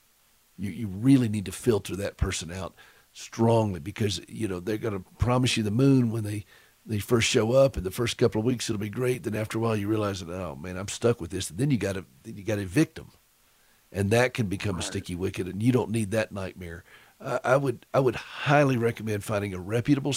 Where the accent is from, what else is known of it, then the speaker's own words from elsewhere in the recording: Anderson, South Carolina, United States; moved away; I was born and raised in Anderson